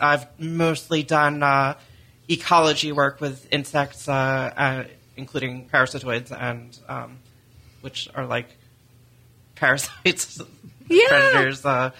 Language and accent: English; Orlando, Florida, United States; I'm from Orlando.